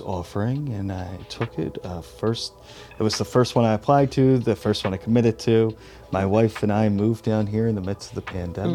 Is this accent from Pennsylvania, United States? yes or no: yes; Philadelphia, Pennsylvania, United States; I'm originally from Philadelphia, Philadelphia region